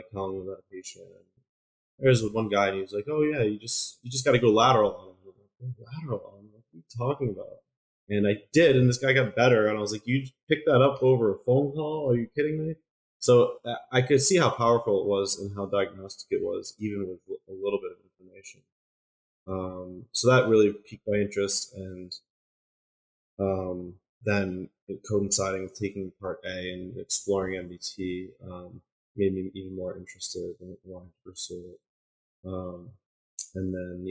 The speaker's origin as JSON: {"language": "English", "town": "Troy", "region": "New York", "country": "United States", "said": "So I'm originally from Troy, New York, which is in mid-state in New York"}